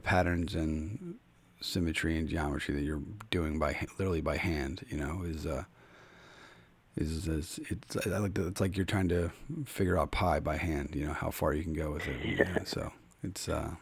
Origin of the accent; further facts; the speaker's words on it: Philadelphia, Pennsylvania, United States; now in Connecticut, United States; I'm from Philadelphia. I live in Connecticut